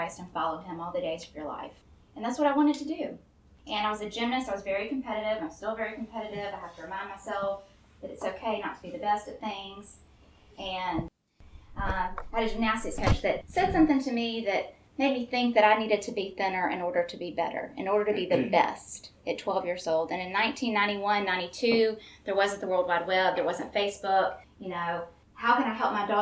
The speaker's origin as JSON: {"language": "English", "town": "Memphis", "region": "Tennessee", "country": "United States", "tie": "born or raised there", "also_born_or_lived": "Florence, Alabama", "said": "But I grew up here in Memphis"}